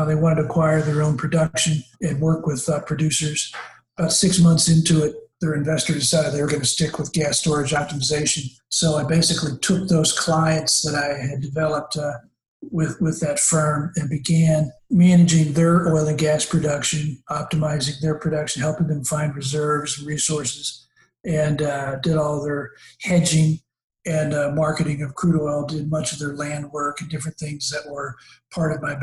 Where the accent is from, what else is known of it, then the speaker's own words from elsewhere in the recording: Houston, Texas, United States; I grew up here in Houston.